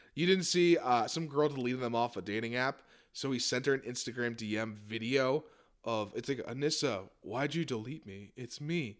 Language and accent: English; Westchester, New York, United States; I was raised in Westchester, New York